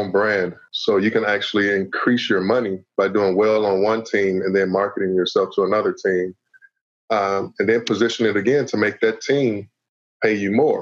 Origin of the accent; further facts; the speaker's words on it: Chicago, Illinois, United States; I'm a hometown kid. I'm from Chicago. Played high school basketball here.